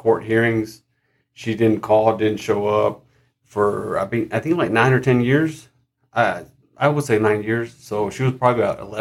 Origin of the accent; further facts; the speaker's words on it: Odessa, Texas, United States; I was born and raised in Odessa, Texas